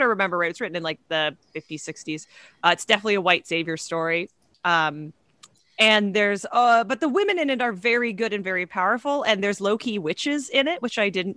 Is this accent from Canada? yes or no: yes; Canada; moved away; I'm originally from Canada